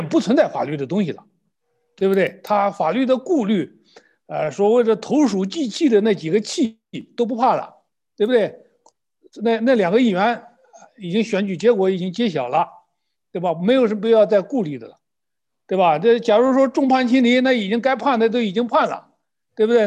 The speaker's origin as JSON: {"language": "Chinese", "country": "China", "said": "用我们中国的一句土话"}